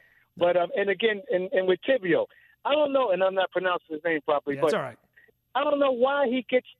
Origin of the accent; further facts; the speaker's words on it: New York City, New York, United States; I'm from New York City.